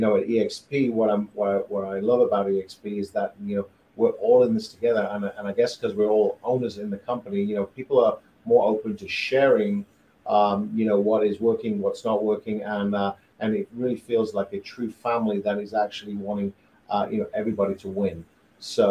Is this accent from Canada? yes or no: no; United Kingdom; moved away as an adult; now in Greenville, United States; I'm originally from the UK. And I've been in the US about 15 years